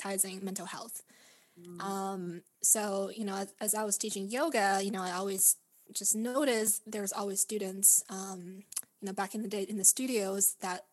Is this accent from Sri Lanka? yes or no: no; Vancouver, British Columbia, Canada; also born or lived in Beijing, China; now in San Francisco, United States; I was born and raised in Beijing and grew up in Vancouver, beautiful Vancouver, Canada, and currently living in San Francisco